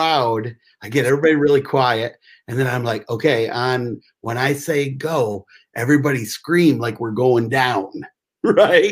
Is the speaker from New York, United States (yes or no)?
no; Michigan, United States; I'm from Michigan